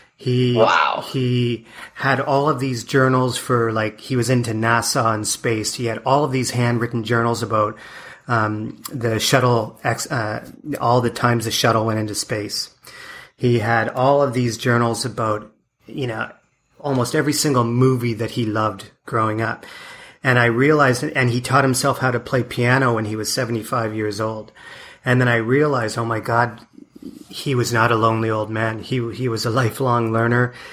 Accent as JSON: {"language": "English", "country": "Canada", "moved": "as an adult", "said": "my wife and I moved away from Canada in '96"}